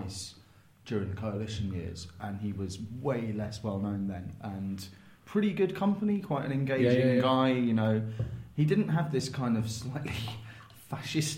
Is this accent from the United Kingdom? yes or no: yes; Nottingham, East Midlands, United Kingdom; moved away; I grew up in Nottingham